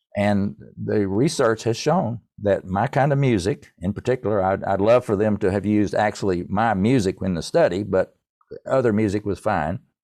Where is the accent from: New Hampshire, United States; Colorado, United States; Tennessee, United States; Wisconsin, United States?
Tennessee, United States; East; I grew up in East Tennessee in a musical family